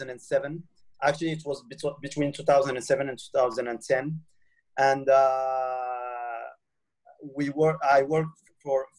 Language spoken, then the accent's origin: English; Morocco; I grew up in Morocco